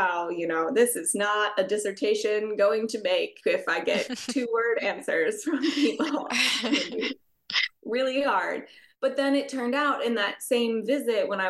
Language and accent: English; United States; my home country of the United States